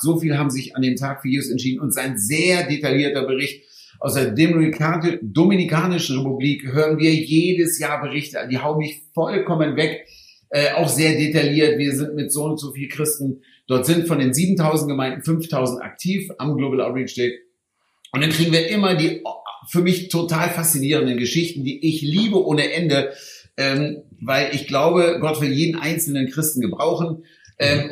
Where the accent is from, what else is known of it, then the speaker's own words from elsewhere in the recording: Hanover, Lower Saxony, Germany; Ich komme aus Hannover